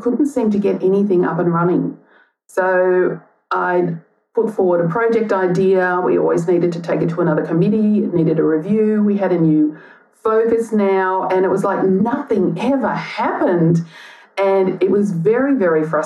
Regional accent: Gympie, Queensland, Australia; now in Melbourne, Australia; I was born in Gympie in Queensland

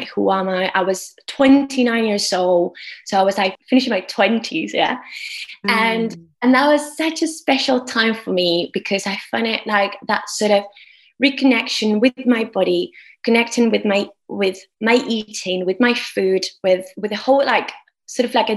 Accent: Argentina; moved away as an adult; now in United Kingdom; I'm from Argentina. And I came to the UK 10 years ago.

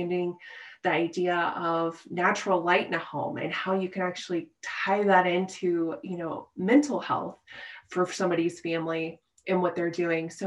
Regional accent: Midwest, United States; moved away as an adult; now in Colorado, United States; born and raised in the Midwest

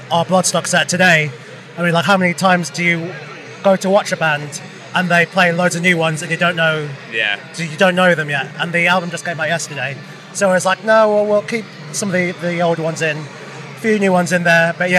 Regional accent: London, United Kingdom; growing up in London, fortunately, as Joe said, it's been like a mix of cultures, like, in London.

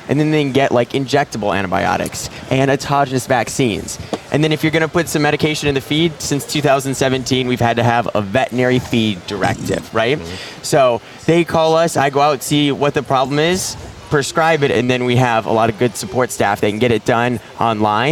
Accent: Minnesota, United States; I'm from Minnesota or Minnesota

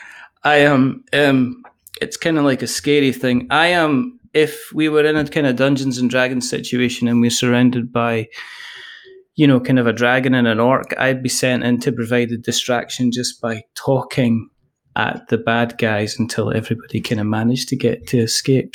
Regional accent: Scotland, United Kingdom; I am a Scottish person.

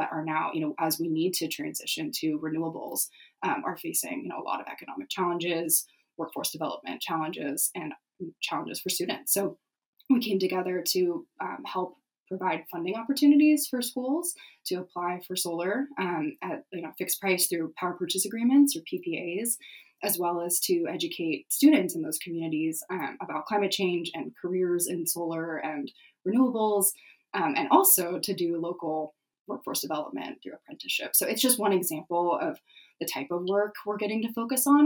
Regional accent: San Diego, California, United States; I'm from San Diego, California

